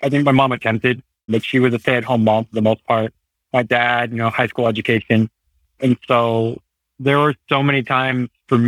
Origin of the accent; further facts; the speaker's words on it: Hayward, California, United States; also born or lived in Santa Cruz, California / Aptos, California / Pleasanton, California / Danville, California; now in Livermore, United States; I was born and raised in Hayward, California